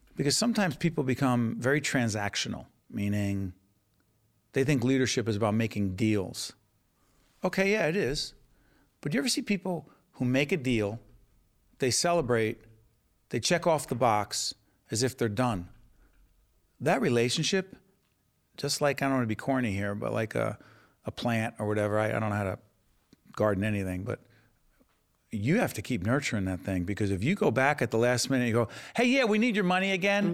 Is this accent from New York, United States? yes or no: no; Newark, New Jersey, United States